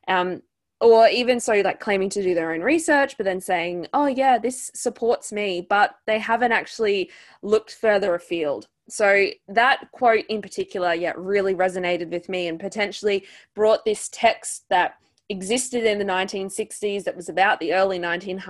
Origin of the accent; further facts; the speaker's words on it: Australia; as an Australian woman